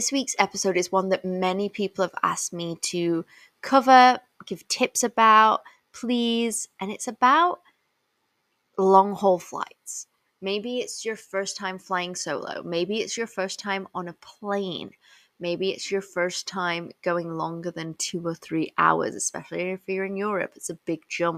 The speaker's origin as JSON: {"language": "English", "region": "England", "country": "United Kingdom", "tie": "born or raised there", "said": "I was born and raised in England"}